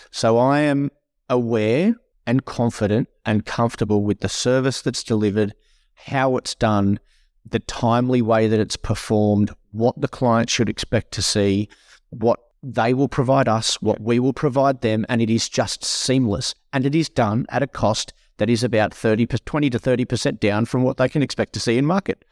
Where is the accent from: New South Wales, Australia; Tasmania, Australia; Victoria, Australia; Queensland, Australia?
New South Wales, Australia; Tenterfield; moved away; I'm a country boy born and bred. I, I grew up in my younger, younger years in Tennerfield